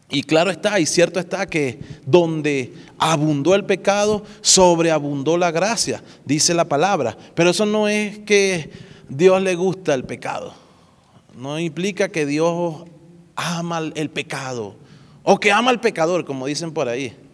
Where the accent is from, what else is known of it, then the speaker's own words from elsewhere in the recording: Dominican Republic; accent: Dominican; Ahí hablé como dominicano.